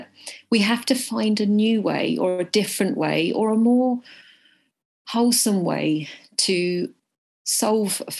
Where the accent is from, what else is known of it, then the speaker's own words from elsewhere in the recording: United Kingdom; I am Indian and I was born in Britain, which makes me a British Indian